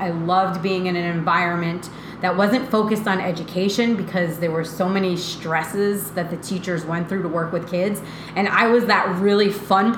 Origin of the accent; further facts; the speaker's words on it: Rhode Island, United States; moved away as an adult; also born or lived in St. Augustine, Florida; I'm from Rhode Island